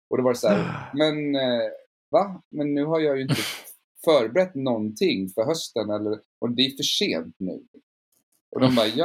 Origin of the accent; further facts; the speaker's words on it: Luleå, Norrbotten County, Sweden; now in Stockholm, Sweden; Alltså jag flyttade till Stockholm från Luleå för att jobba på Dramaten efter scenskolan.